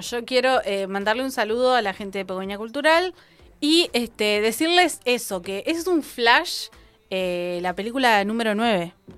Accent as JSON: {"language": "Spanish", "town": "Cinco Saltos", "region": "Río Negro", "country": "Argentina", "said": "la ciudad de Cinco Saltos, mi pueblo"}